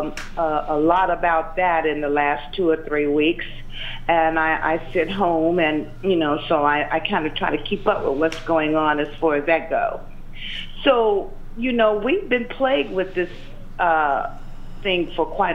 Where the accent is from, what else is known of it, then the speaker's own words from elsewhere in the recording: Pine Bluff, Arkansas, United States; I'm from Pine Bluff, Arkansas. I'm a native, and so I've been living here most of my life.